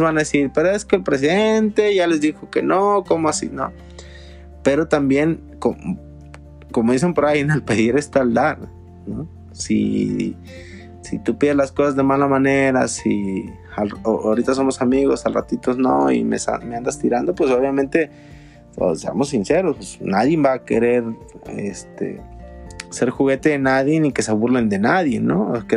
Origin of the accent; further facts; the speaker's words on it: Mexico; como mexicanos